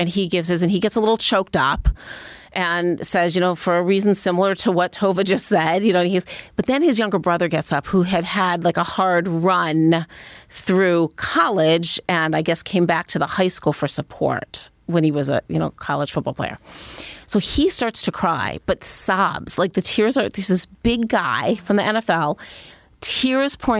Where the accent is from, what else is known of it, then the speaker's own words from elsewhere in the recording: Cleveland, Ohio, United States; I grew up in Cleveland